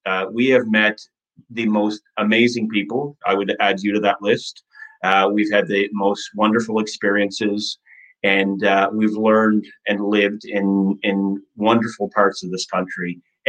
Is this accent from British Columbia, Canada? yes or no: no; Nova Scotia, Canada; Yes, well, we're originally from Nova Scotia.